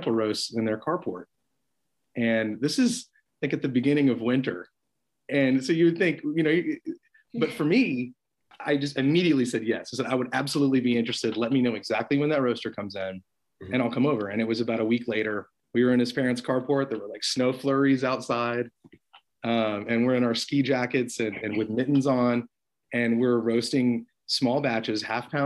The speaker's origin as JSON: {"language": "English", "town": "Austin", "region": "Texas", "country": "United States", "tie": "born or raised there", "moved": "yes", "lives_now": "Arlington, United States", "said": "I grew up in Austin, Texas"}